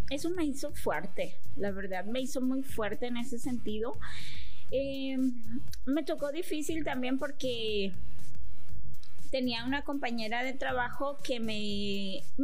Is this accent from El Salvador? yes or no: yes; Chalatenango, El Salvador; moved away; also born or lived in San Salvador; nací en la capital. Nací en la capital, me crié en, al norte en Chalatenango.